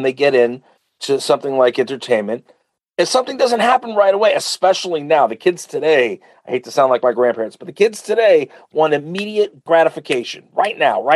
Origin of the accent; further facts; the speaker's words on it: Uniondale, New York, United States; I grew up in Uniondale.